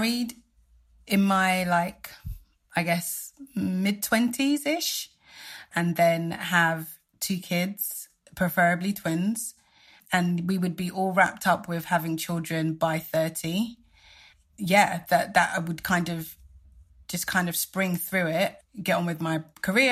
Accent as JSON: {"language": "English", "country": "Nigeria", "said": "I'm Nigerian, and the Nigerian community is strong and vibrant"}